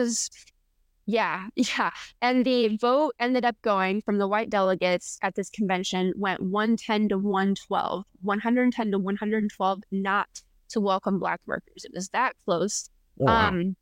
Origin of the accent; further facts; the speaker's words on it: north of Fort Wayne, Northeast Indiana, United States; now in Terre Haute, United States; I'm from Northeast Indiana, north of Fort Wayne